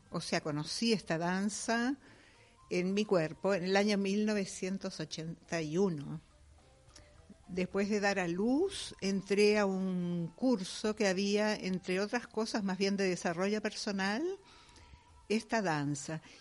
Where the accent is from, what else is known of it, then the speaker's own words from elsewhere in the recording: Uruguay; Uruguaya, de padres alemanes